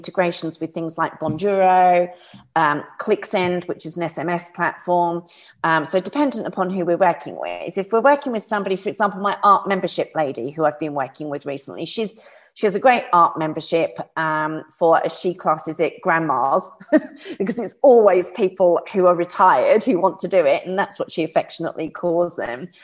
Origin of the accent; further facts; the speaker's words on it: United Kingdom; I'm a Brit.